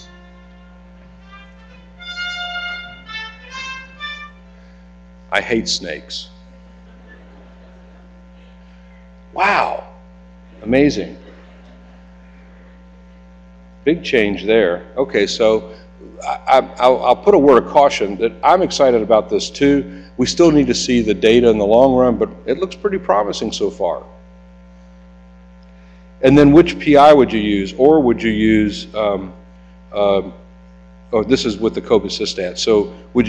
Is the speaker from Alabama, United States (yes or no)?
yes; Alabama, United States; I'm from Alabama